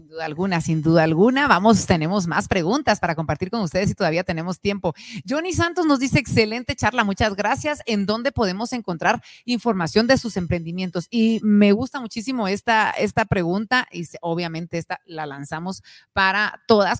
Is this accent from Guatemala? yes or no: yes; Guatemala; nuestro país